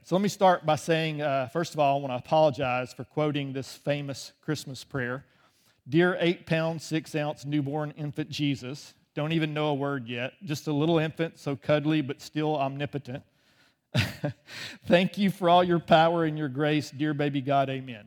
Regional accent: Birmingham, Alabama, United States; moved away as an adult; also born or lived in England; I grew up in the South. I grew up, uh, just outside of Birmingham, um, until I was almost what, nineteen, twenty years old

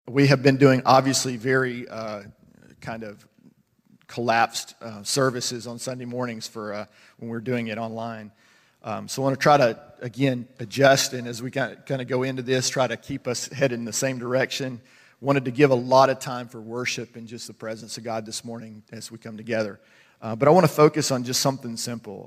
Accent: United States; I'm American

